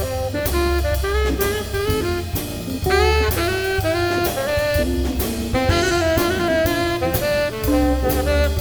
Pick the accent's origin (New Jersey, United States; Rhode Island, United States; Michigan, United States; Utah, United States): Utah, United States; Ogden; when I grew up in Ogden